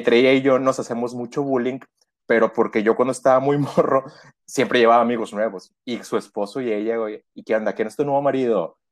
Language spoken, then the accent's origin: Spanish; Reynosa, Tamaulipas, Mexico; also born or lived in Veracruz; vivo en Reynosa, Reynosa, Tamaulipas